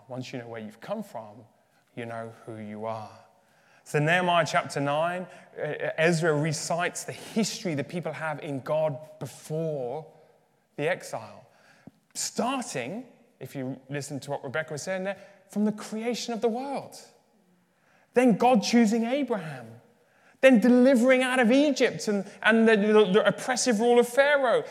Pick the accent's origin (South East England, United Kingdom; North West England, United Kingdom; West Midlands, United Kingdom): West Midlands, United Kingdom; Birmingham; accent: English; moved away as an adult; also born or lived in Uganda / Leeds; now in Dublin, Ireland; I was raised in Birmingham, so in the Midlands of the UK